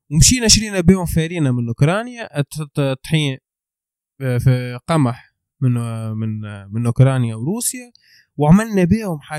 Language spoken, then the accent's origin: Arabic; Tunisia; انا كتونسي